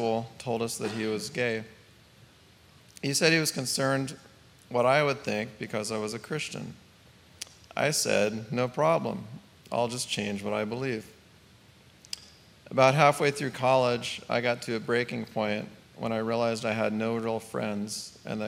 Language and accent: English; Northern California, United States; I grew up in Northern California with a family that moved every couple of years with Dad building houses